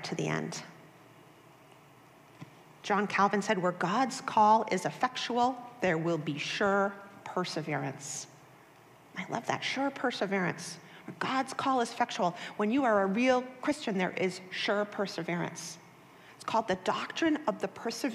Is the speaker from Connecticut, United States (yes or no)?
no; Boston, Massachusetts, United States; I was born and raised in Boston, Massachusetts